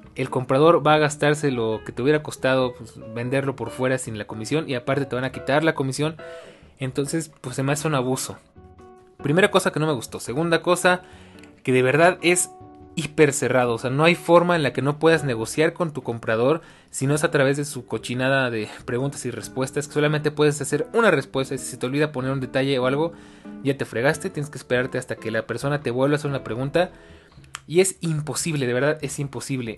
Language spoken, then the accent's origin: Spanish; Mexico; como buen latino y como buen mexicano